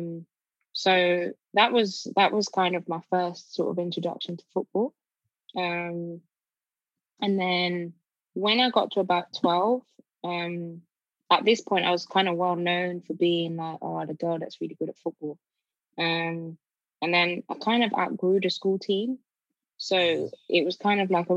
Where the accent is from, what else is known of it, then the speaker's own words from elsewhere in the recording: Birmingham, West Midlands, United Kingdom; also born or lived in Nigeria; I grew up in Birmingham, so South Birmingham area called Kings Norton, on a council estate